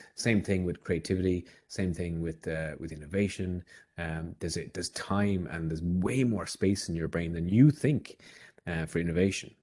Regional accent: Ireland; as an Irishman

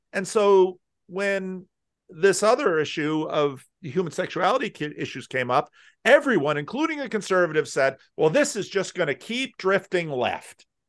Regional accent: New Jersey, United States; now in Sacramento, United States; I grew up in North Jersey

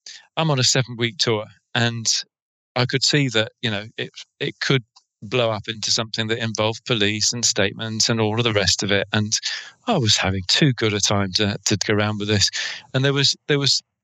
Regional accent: England, United Kingdom; accent: English; my English accent

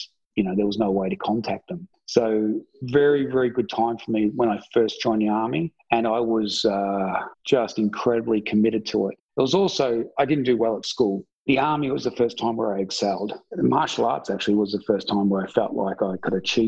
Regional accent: Victoria, Australia; moved away; I'm originally from Victoria.

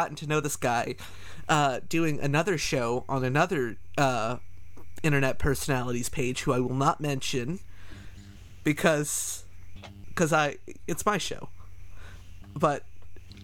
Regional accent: Canada; I'm Canadian

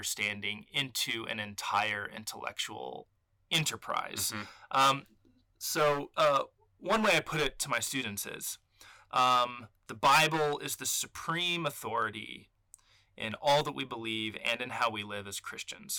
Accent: Austin, Texas, United States; moved away as an adult; also born or lived in Atlanta, Georgia / New Haven, Connecticut; now in Abilene, United States; I'm from Austin, Texas

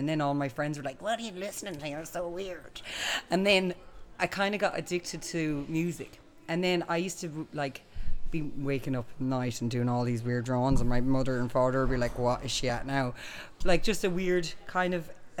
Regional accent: Boston, Tubber, County Clare, Munster, Ireland; now in Dublin, Ireland; I'm from Boston Tubber

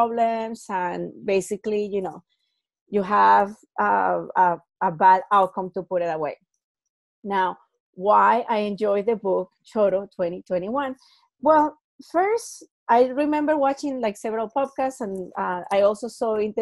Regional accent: Venezuela; So I'm from Venezuela

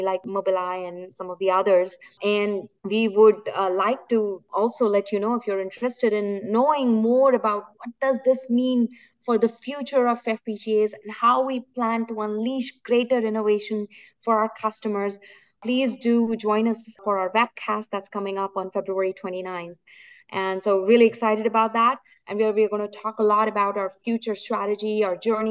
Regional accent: India; moved away; I'm born and brought up in India

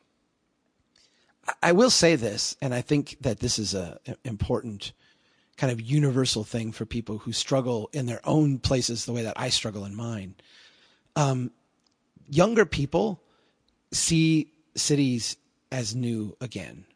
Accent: Brainerd, Minnesota, United States; here in my hometown

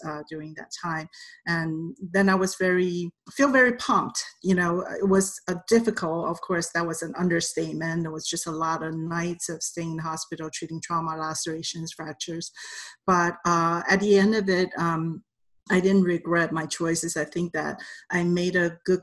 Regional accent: Taipei, Taiwan; English is a second language; moved away as an adult; now in United States; I came here in 1991 as a foreign student. I was on a F1 visa, and I'm originally from Taipei, Taiwan.

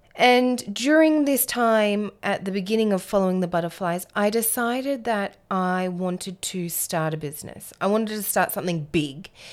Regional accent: Alice Springs, Northern Territory, Australia; I was born and raised in Alice Springs in the centre of Australia.

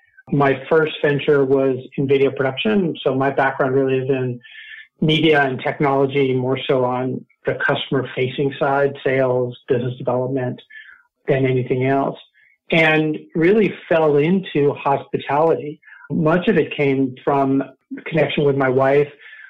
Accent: Mexico City, Mexico; also born or lived in North Carolina; now in United States; Well, deep background, while I was born in North Carolina, I grew up in Mexico City, and so really had a connection to the culture there and the people and place. Moved back to North Carolina

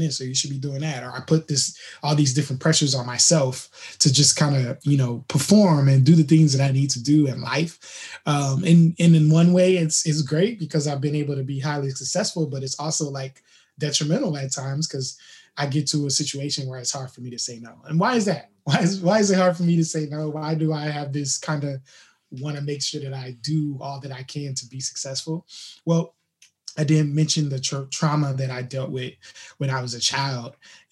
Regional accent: Fort Wayne, Indiana, United States; now in Southern California, United States; I was born in Indiana, Fort Wayne, Indiana, to be exact, and just kind of had a upbringing that was challenging up until about fourth grade

